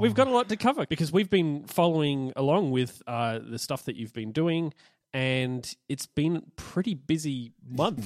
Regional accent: Australia; I'm Australian and that's a thing here

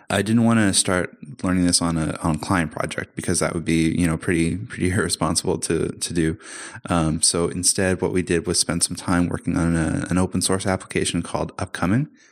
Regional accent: Canada; now in Amsterdam, Netherlands; I'm Canadian, but I'm living in Amsterdam at the moment

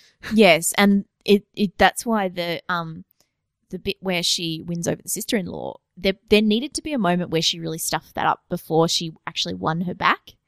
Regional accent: Australia; as being Australian

